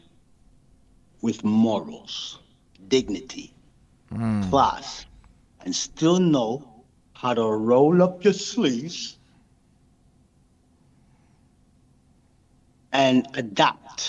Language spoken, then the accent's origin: English; Montreal, Quebec, Canada; also born or lived in Brampton; now in Laval, Canada; I'm from Park X